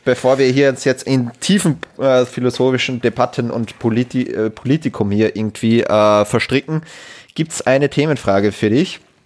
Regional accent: Austria; als Österreicher

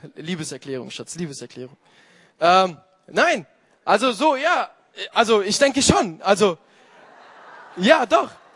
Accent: Italy; moved away; als Italiener

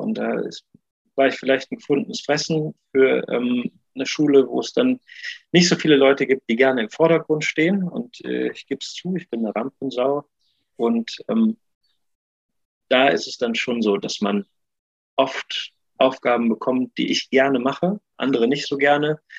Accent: Neuwied, Rhineland-Palatinate, Germany; moved away as an adult; also born or lived in Cologne; habe ich nochmal in meiner Heimat, Heimat Weiß, Neuwied, äh, am Gymnasium gearbeitet

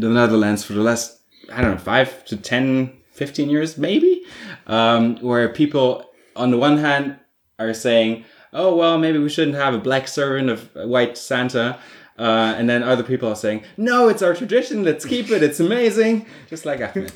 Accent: Germany; I grew up in Protestant Prussia

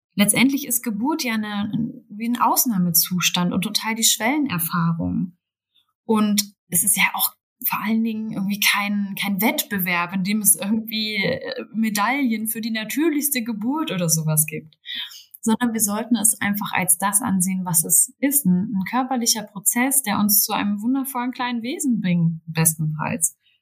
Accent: Berlin, Germany; selbst in der Großstadt, ich komme aus Berlin

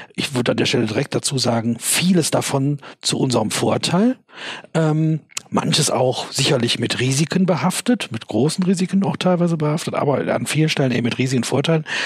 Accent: Germany; als Deutscher, als Unternehmer in Deutschland

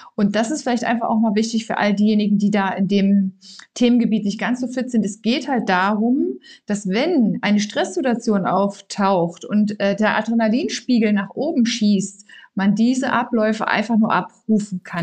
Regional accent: Saxony, Germany; moved away; ich komme ja ursprünglich aus Sachsen

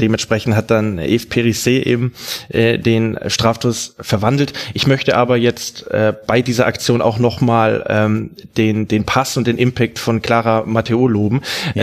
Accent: Swabia, Germany; bei uns im Schwabenland

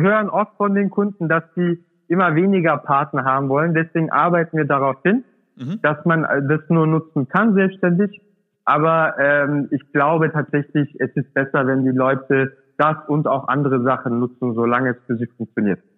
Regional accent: Swabia, Germany; das sage ich als Urdeutscher, ja? Ich komme aus dem Schwaben, bin da geboren

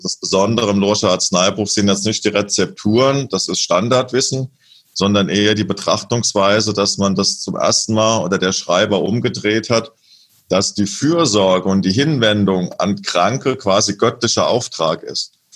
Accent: Lorsch, Hesse, Germany; moved away; in meiner alten Heimatstadt Lohr

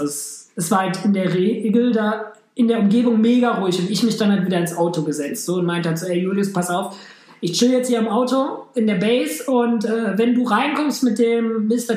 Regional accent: Germany; ich bin aus Deutschland

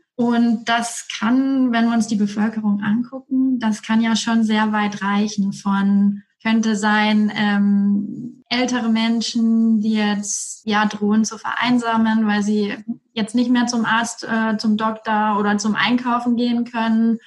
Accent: Erlangen, Bavaria, Germany; moved away as an adult; ich komme aus Erlangen

